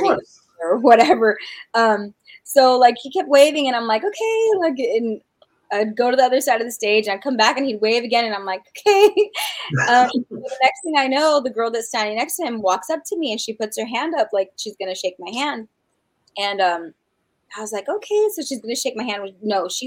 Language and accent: English; New Mexico, United States; New Mexico's my home state